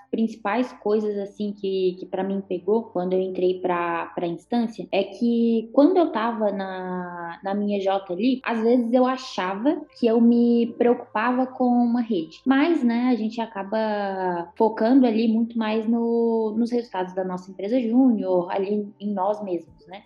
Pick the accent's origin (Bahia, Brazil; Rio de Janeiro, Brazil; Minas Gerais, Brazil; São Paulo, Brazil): Minas Gerais, Brazil; moved away as an adult; also born or lived in Santa Catarina; now in Florianópolis, Brazil; Eu, por exemplo, sendo mineira